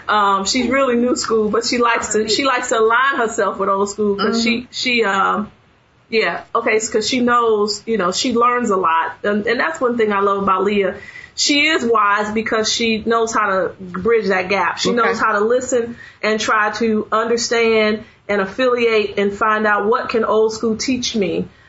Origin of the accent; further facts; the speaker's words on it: Chicago, Illinois, United States; moved away; I grew up in Chicago, so I used a lot of slang.